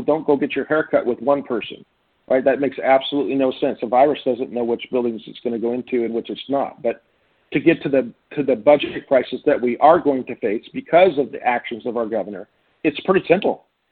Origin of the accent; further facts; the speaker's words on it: Jefferson County, Washington, United States; also born or lived in Olympia, Washington; now in Republic, United States; to school in Jefferson County, uh, from grade school through freshman year of high school in Jefferson County on the west side